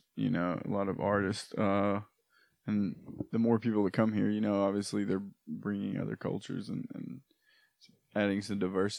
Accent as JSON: {"language": "English", "town": "Knoxville", "region": "Tennessee", "country": "United States", "tie": "born or raised there", "lives_now": "Nashville, United States", "said": "I grew up in Knoxville, obviously"}